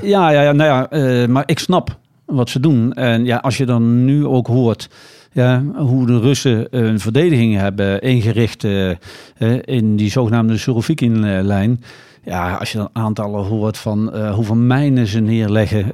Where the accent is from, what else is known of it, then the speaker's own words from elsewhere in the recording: Nijmegen, Gelderland, Netherlands; het is toch mijn thuisstad